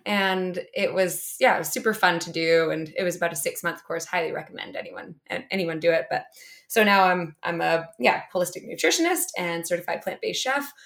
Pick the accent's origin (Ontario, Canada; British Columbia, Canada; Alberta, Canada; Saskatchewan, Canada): British Columbia, Canada; Whistler; I grew up in Whistler